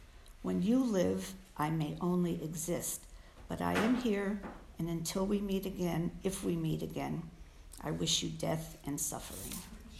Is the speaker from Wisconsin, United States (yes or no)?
no; Illinois, United States; also born or lived in Chicago; My earliest recollection of wanting to overeat was when I was 4, and we lived in the country in Illinois. We moved from Chicago.